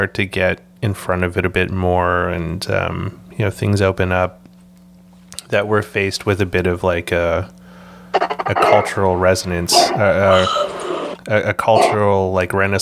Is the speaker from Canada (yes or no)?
yes; Canada; also born or lived in Vancouver; being able to grow up in Canada